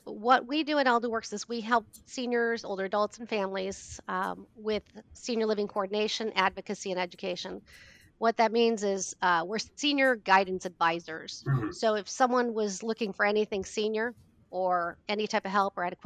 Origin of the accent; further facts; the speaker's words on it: Kansas, United States; also born or lived in Hoffman Estates, Illinois / Cary, Illinois; now in Illinois, United States; I was raised in Kansas